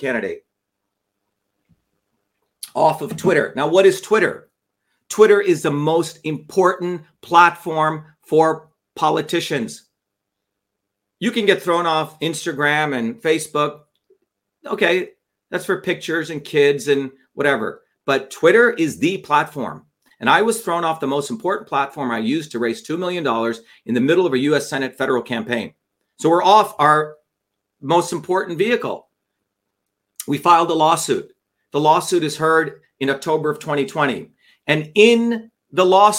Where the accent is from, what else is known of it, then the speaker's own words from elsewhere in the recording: Newark, New Jersey, United States; I grew up in Newark